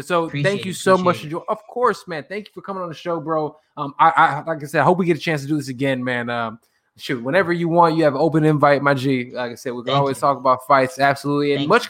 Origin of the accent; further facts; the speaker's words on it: Chicago, Illinois, United States; accent: Chicago; also born or lived in Atlanta; now in Los Angeles, United States; I'm from Chicago. I'm from Chicago, fam. I got a Chicago accent